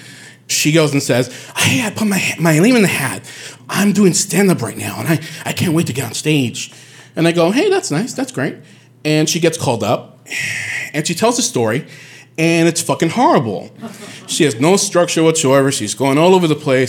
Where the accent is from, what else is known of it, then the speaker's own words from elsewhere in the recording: Bayamón, Puerto Rico; moved away as an adult; also born or lived in Bronx, New York; now in New York, United States; I'm from Puerto Rico. I was raised there.